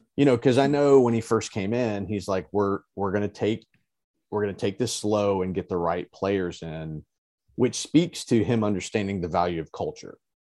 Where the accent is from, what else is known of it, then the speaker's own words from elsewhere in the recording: Alabama, United States; I was born in Alabama. I was raised an Alabama fan.